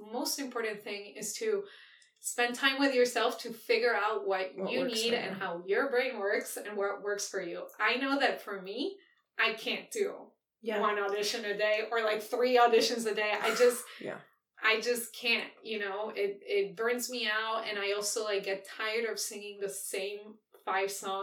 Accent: Argentina; moved away; I grew up in Argentina

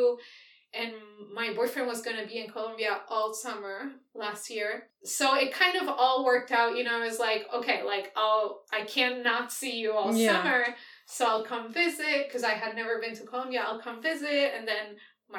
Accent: Argentina; moved away; I grew up in Argentina

